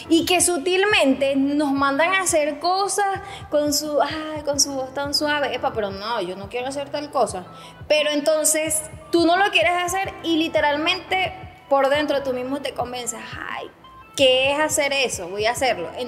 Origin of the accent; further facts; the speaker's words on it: Venezuela; Ajá, y entonces es allí donde a nosotros como venezolanos no sabemos otras culturas, pero para nosotros es natural, es normal.